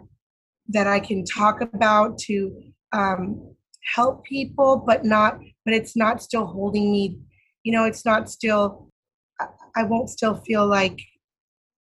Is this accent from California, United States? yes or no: yes; Santa Ana, California, United States; I grew up in Santa Ana, Orange County, and I was brought there when I was 3 months old. So I know no other place that is home